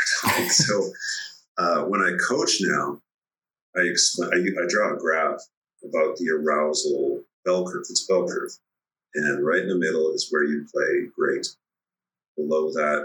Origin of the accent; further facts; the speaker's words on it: Red Deer, Alberta, Canada; we grew up in Red Deer, Alberta